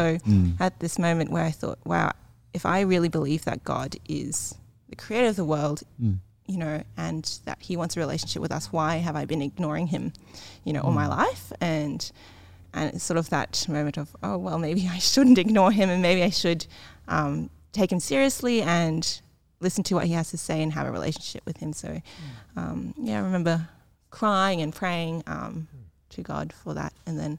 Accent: Australia; born there; So I was born in Australia, and so to my, like, family, I probably seem very Caucasian, like, just in terms of, like, my thinking or, like, my behaviours and things like that.

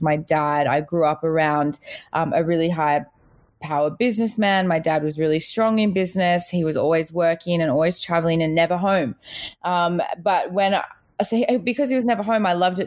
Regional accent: Australia; also born or lived in South Africa; I was born in South Africa. I immigrated to Australia with my family when I was little.

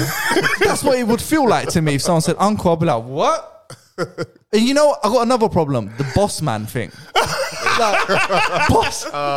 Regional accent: London, United Kingdom; accent: London; my London accent.

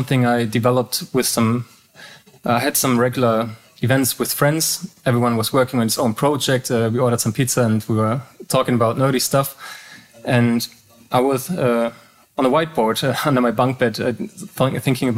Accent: Hamburg, Germany; English is a second language; I was born and raised in Hamburg, the northern part of Germany.

